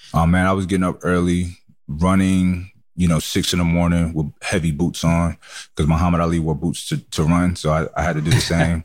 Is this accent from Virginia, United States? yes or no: no; New York City, New York, United States; I grew up in Brooklyn, New York